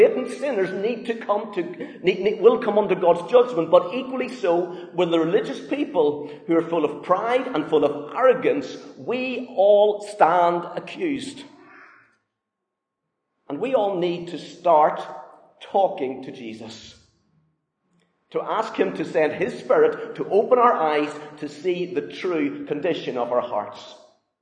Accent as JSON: {"language": "English", "region": "Northern Ireland", "country": "United Kingdom", "tie": "born or raised there", "moved": "yes", "said": "Growing up in Northern Ireland"}